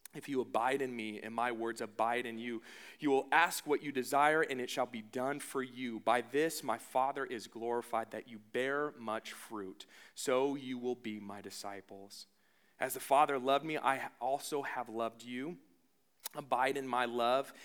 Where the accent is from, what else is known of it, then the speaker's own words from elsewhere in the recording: the Northwest, Pacific Northwest, United States; now in Las Vegas, United States; I'm from the Northwest